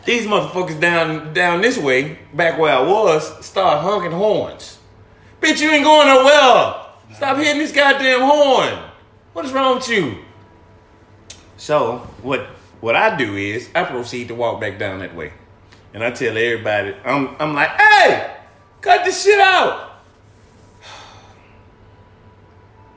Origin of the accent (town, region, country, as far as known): Alabama, United States; moved away